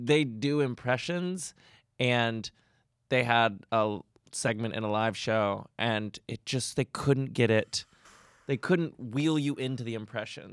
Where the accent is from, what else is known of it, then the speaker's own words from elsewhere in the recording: Nashville, Tennessee, United States; I'm from Nashville, where you talk to anyone for any reason